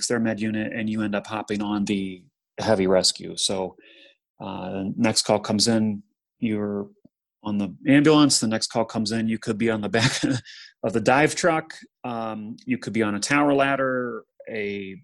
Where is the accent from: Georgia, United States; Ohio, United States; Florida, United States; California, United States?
Ohio, United States; Kent; my hometown of Kent, Ohio